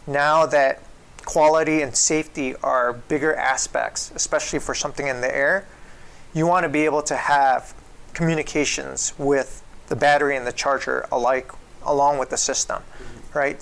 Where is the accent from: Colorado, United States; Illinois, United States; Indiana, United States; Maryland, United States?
Illinois, United States; Chicago; I come from Chicago.